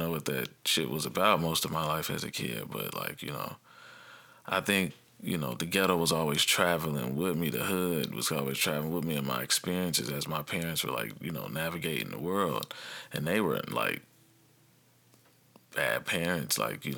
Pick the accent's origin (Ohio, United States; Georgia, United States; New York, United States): Ohio, United States; Dayton; also born or lived in South Carolina; when I moved from South Carolina to back to Dayton, Ohio, we had been like all over the country a little bit from military, and my parents got divorced, and then still went a different couple other states, and then came back to Dayton.